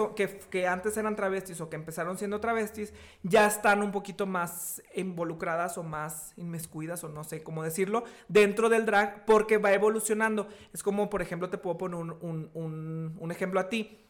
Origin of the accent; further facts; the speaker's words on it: Sabinas, Coahuila, Mexico; moved away as an adult; also born or lived in Monterrey; now in Saltillo, Mexico; yo soy originario de Sabinas, Coahuila, y emigré